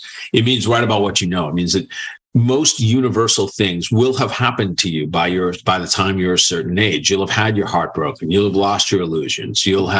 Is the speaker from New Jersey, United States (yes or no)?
no; Boston, Massachusetts, United States; So I grew up in Boston.